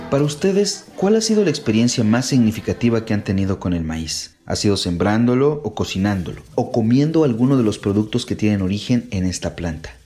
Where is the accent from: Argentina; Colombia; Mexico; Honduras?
Mexico; soy de la Costa Chica y soy campesino